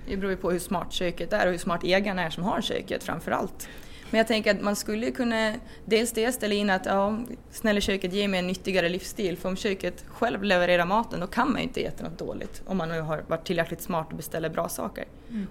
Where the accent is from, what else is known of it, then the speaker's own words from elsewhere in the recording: Rone, Gotland, Sweden; also born or lived in Uppsala; jag kommer från Rona också på Gotland ska jag säga och eh, ja, har bott på gård